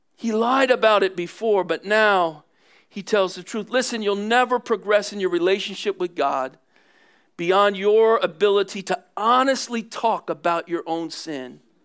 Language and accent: English; Philadelphia, Pennsylvania, United States; I'm from Philly